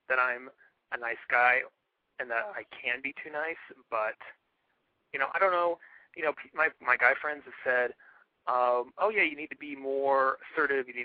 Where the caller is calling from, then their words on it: San Francisco, California, United States; No, I'm 30 from San Francisco.